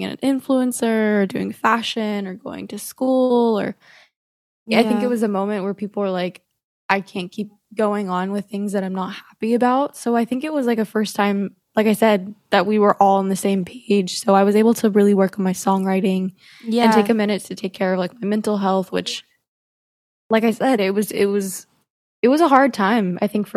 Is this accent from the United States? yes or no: yes; Dallas, Texas, United States; accent: twang; I am from Dallas, Texas, in America.